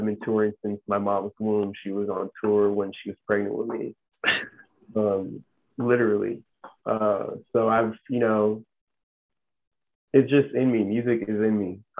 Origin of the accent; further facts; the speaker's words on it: Armenia; born there; So I was born in Armenia, and in the 80s, during the Soviet Union